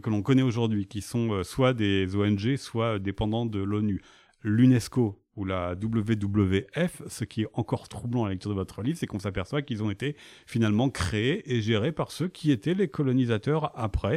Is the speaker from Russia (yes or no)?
no; France; chez nous, en France